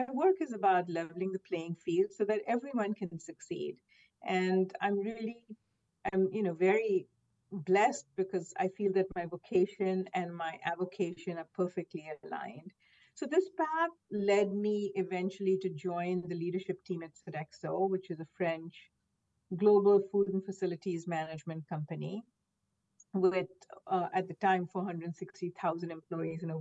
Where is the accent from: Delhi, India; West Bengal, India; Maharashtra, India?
Maharashtra, India; Mumbai; moved away as an adult; now in United States; I grew up in Mumbai, India, where everyone, looked like me, same skin tones predominantly